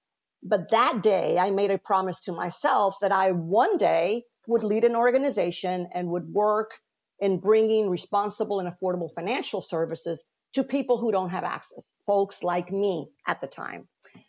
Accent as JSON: {"language": "English", "country": "Venezuela", "moved": "as an adult", "lives_now": "United States", "said": "when I moved to the US from Venezuela to finish my undergraduate, I worked at a bank."}